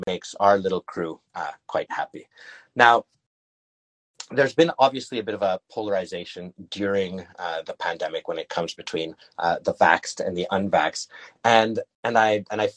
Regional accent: Montreal, Quebec, Canada; moved away as an adult; also born or lived in Whistler / Mexico; I'm born and raised in Montreal, which is one of the second largest cities in Canada.

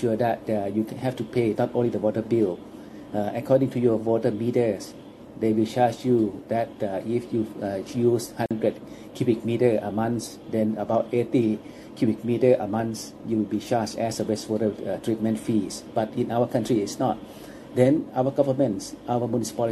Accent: Chiang Mai, Thailand; English is a second language; my hometown again, that from Chiang Mai

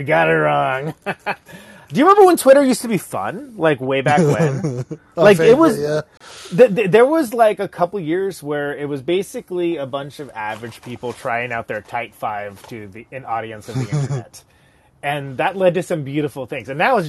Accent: United States; I am a musician. I am a podcaster, and I am American.

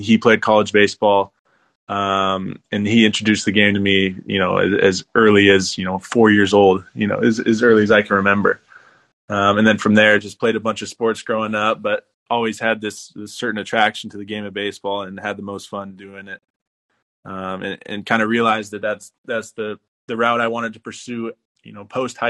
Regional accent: Portland, Oregon, United States; So I'm from Portland, Oregon. Grew up there my whole life.

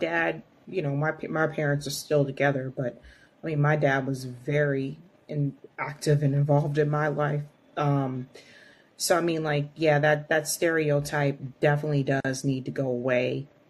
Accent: Baltimore, Maryland, United States; moved away; and I was born in Baltimore.

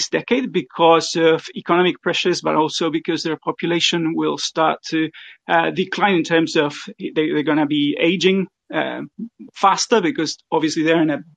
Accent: Argentina; now in New Zealand; I'm originally from Argentina as well

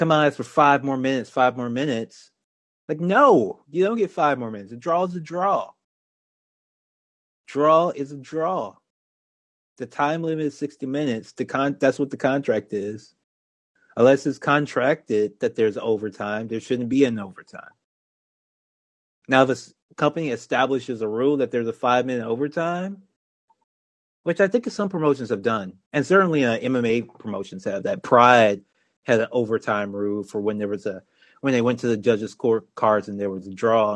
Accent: Baton Rouge, Louisiana, United States; my hometown of Baton Rouge. I ate the first established ever Raising Cane's many, many times in college, in high school

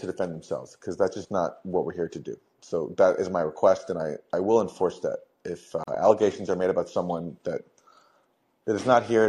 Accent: Canada; now in United States; I'm a humble immigrant. You know, I'm from Canada

